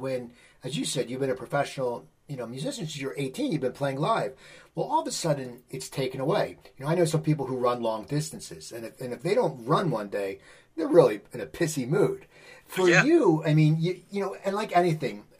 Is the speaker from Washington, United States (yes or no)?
no; New Jersey, United States; we growing up in New Jersey